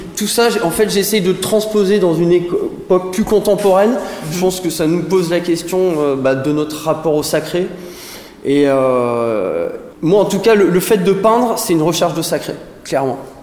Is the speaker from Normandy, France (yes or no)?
no; Saint-Étienne, Auvergne-Rhône-Alpes, France; moved away; also born or lived in Antilles / Bordeaux; je viens de Saint-Étienne, donc c'est une ville euh, bassin minier houillé qui m'a fortement influencé.